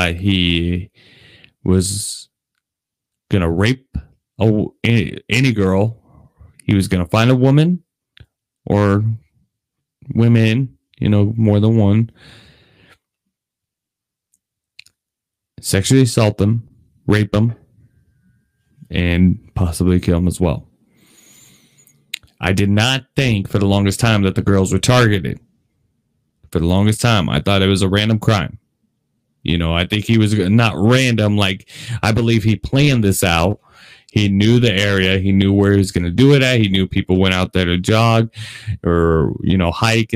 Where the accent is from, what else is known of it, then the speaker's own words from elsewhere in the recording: Las Vegas, Nevada, United States; This is my city. I was born and raised here in Las Vegas.